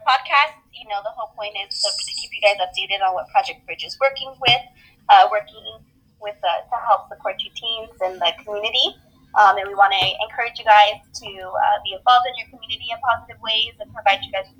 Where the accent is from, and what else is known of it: Riverside, California, United States; born or raised there